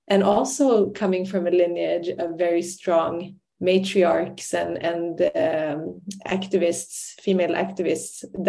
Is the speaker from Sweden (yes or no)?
yes; Sweden; moved away as an adult; also born or lived in Iraqi Kurdistan / Ireland; I grew up in Sweden, but I'm Kurdish by ethnicity and culture and language